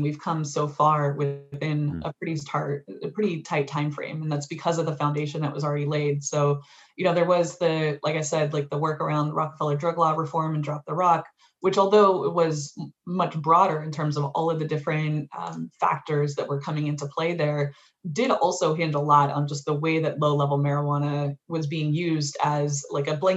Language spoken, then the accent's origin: English; Los Angeles, California, United States; now in New York, United States; I'm from California originally, but grew up, you know, in and around Inglewood and downtown